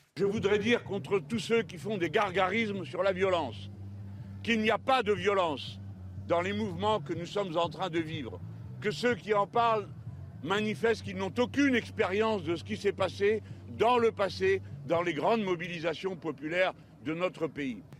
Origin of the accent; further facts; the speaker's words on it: Lille, Hauts-de-France, France; moved away; je viens du Nord et de Lille